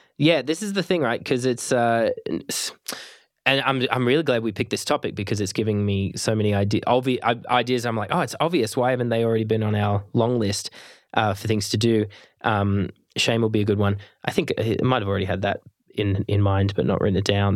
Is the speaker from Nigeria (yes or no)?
no; Australia; I'm Australian